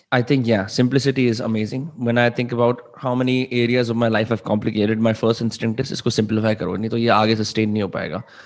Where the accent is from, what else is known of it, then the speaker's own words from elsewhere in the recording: Faridabad, Haryana, India; also born or lived in Mumbai; दिल्ली के बगल में एक शहर है फरीदाबाद में वहां रहता हूँ और मेरे सारे दोस्त यहाँ रहते हैं